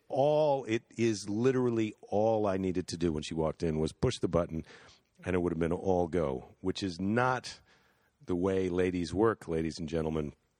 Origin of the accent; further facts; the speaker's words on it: United States; as an American